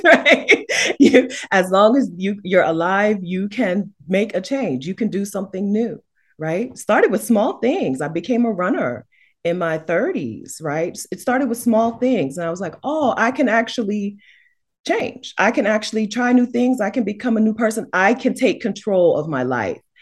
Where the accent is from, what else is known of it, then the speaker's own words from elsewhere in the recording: United States; as an American woman